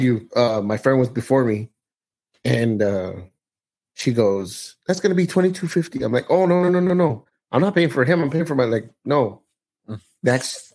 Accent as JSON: {"language": "English", "area": "the Rio Grande Valley", "region": "Texas", "country": "United States", "said": "I'm from the Valley"}